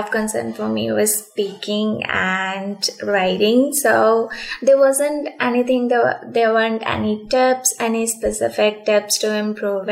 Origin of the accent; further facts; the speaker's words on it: Punjab, India; I'm from Punjab. It's in the northwestern side of India, actually.